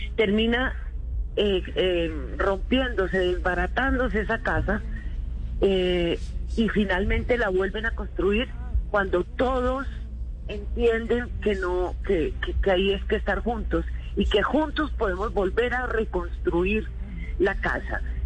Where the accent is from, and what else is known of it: Colombia